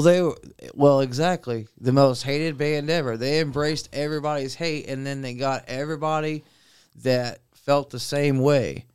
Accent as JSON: {"language": "English", "town": "Centerville", "country": "United States", "tie": "born or raised there", "said": "the guys that I grew up with in Centerville"}